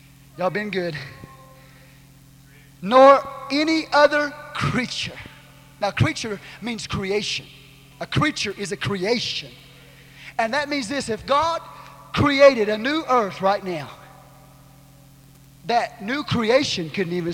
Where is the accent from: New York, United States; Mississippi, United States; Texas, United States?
Texas, United States; I'm a Texan